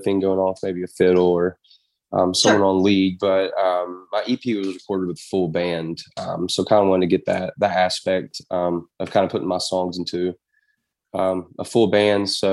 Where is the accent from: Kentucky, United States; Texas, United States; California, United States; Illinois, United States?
Kentucky, United States; Paintsville; now in Lexington, United States; that's my hometown